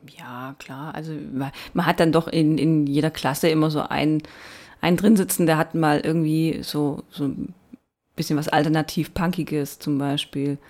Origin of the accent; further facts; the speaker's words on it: Baden-Württemberg, Germany; accent: Baden-Württemberg dialect; also ich hause ja in Baden-Württemberg, wie man eventuell hören kann. Ich entschuldige mich schon mal für meinen Dialekt